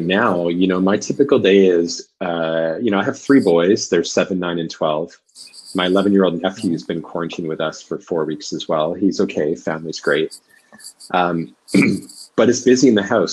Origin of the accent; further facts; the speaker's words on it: Vancouver, British Columbia, Canada; also born or lived in Oxford / London / Dublin; I'm from Canada, from Vancouver.